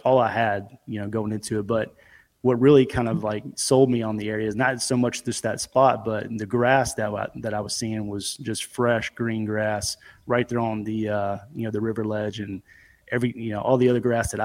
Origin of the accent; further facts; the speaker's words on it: Memphis, Tennessee, United States; also born or lived in Bartlett, Tennessee; I'm from the Memphis area, kind of outskirts. You got some little smaller communities. I'm in Bartlett